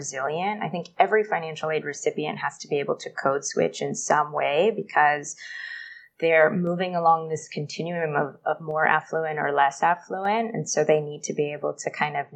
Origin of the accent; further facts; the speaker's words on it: Los Angeles, California, United States; moved away as an adult; now in Bangkok, Thailand; They still live in Sherman Oaks, very close to the upper school. And that's where I grew up alongside two sisters